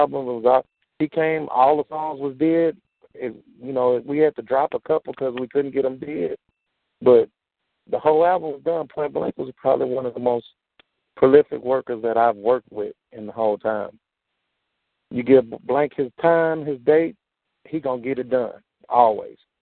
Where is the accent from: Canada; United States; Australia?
United States; Houston, Texas; I'm from the Southwest